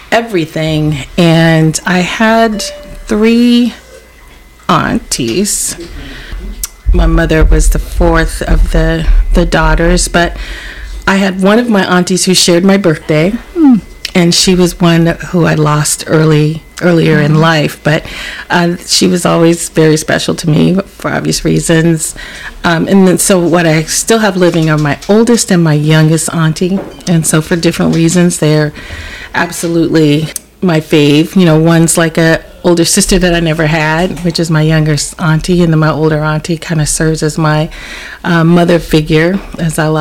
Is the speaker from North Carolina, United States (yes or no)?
yes; Charlotte, North Carolina, United States; also born or lived in New Jersey; Growing up on the East Coast, primarily in North Carolina, but I spent 4 years of grade school in New Jersey as well.